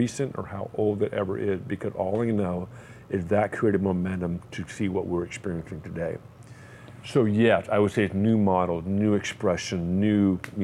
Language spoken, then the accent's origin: English; California, United States; I lived in California pretty much my entire life, I'm an American